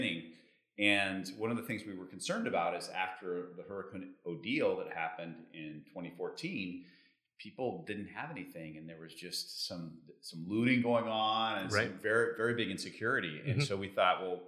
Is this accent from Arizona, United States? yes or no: yes; Tucson, Arizona, United States; moved away as an adult; also born or lived in Mexico City, Mexico; now in Cabo San Lucas, Mexico; I'm originally from Arizona. Mm-hmm. And growing up in Arizona, I always had this dream of speaking Spanish because I lived in Tucson